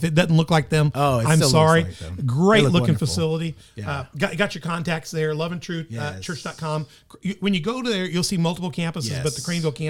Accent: Tennessee, United States; I'm from Tennessee.

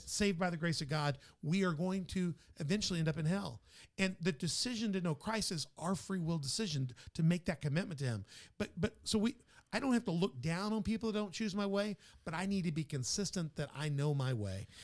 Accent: Memphis, Tennessee, United States; now in Southern Illinois, United States; my hometown's Memphis

